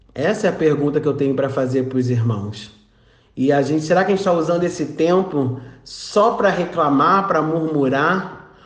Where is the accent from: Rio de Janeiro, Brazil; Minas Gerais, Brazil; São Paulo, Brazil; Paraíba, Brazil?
Rio de Janeiro, Brazil; São Gonçalo; sou do Rio de Janeiro, São Gonçalo